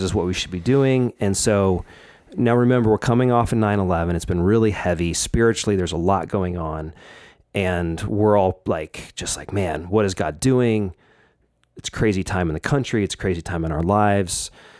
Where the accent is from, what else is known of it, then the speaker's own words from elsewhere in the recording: Oregon, United States; I grew up in Oregon as well. Right. I was in Southern Oregon, where I grew up in kind of Jacksonville, Medford area there.